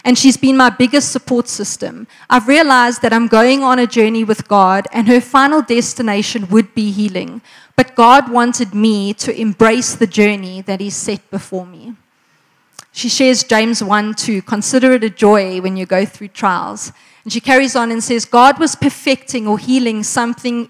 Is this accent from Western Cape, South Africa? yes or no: no; Margate, KwaZulu-Natal, South Africa; now in Pretoria, South Africa; I come from Margate, which is why I can in the Afrikaans style praat nie